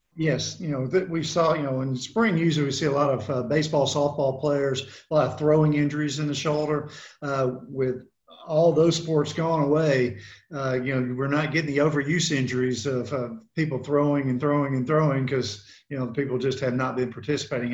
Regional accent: Memphis, Tennessee, United States; also born or lived in Knoxville, Tennessee / Charlotte, North Carolina; now in Columbia, Tennessee, United States; I'm originally from Memphis, Tennessee

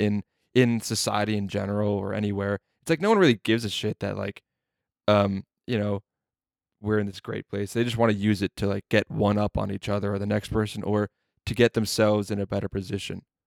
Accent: New Jersey, United States; now in Las Vegas, United States; I grew up in New Jersey where you can't smoke indoors

